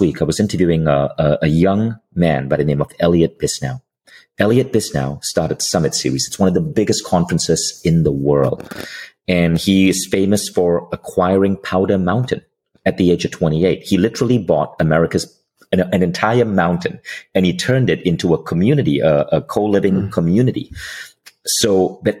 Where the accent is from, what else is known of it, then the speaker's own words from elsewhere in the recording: Malaysia; I'm from Malaysia. So my mom was a public school teacher in Malaysia